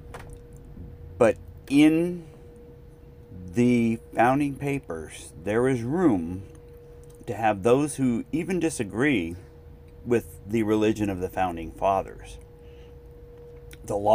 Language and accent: English; United States